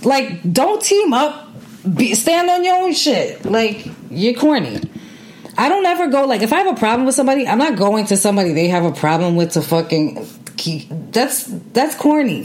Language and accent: English; New York City, New York, United States; I grew up in New York City.